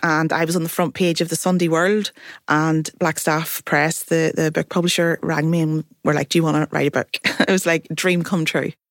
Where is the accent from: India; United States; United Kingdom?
United Kingdom; Belfast, Northern Ireland; I am from Belfast, North Belfast